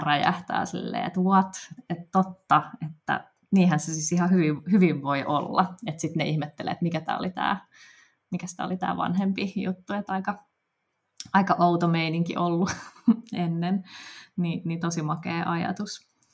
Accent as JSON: {"language": "Finnish", "town": "Helsinki", "region": "Uusimaa", "country": "Finland", "tie": "born or raised there", "said": "tämä on niin kuin mun, mun kotikaupunki"}